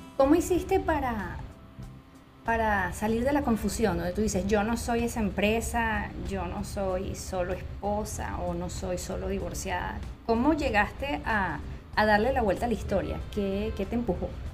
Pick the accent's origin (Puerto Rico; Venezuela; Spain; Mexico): Venezuela; Valencia, Carabobo; moved away; soy psiquiatra, psicoterapeuta venezolana